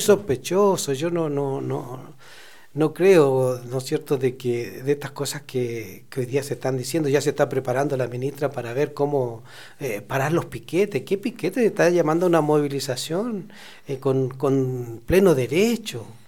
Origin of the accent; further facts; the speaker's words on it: Chile; now in Mendoza, Argentina; nuestros chilenos